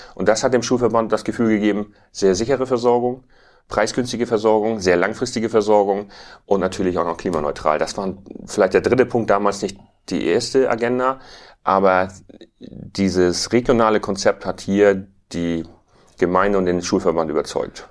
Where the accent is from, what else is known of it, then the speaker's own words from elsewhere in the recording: Tüttendorf, Schleswig-Holstein, Germany; Ich bin ähm, landwirtschaftlicher Unternehmer hier in Düttendorf, habe 2006 in sechster Generation den Betrieb meines Vaters übernommen